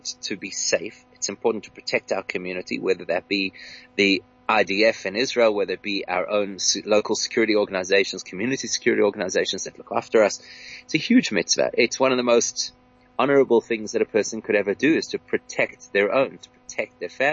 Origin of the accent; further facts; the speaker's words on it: South Africa; as a South African Jewish community